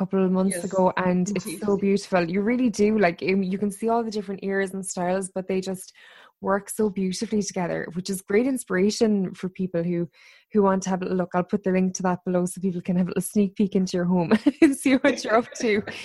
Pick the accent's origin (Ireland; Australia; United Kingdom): Ireland; also born or lived in New York; I'd grown up in a country where, like, you buy one sofa and that does you for your entire lifetime